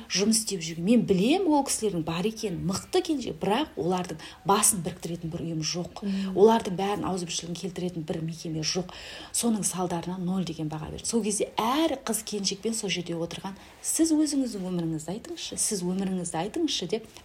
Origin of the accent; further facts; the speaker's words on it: Kazaly, Kyzylorda Region, Kazakhstan; moved away as an adult; now in Aral, Kazakhstan; қазалының қызымын өзім аралға тұрмысқа шықтым